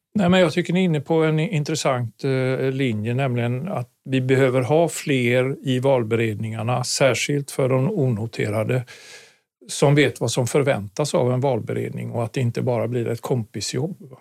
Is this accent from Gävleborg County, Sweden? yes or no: no; Gothenburg, Västra Götaland, Sweden; moved away; also born or lived in Karlstad / Stockholm; Jag är göteborgare från mm. början